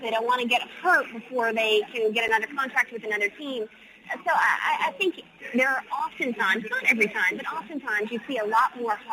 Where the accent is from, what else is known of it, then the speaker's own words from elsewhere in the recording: New Orleans, Louisiana, United States; I'm from New Orleans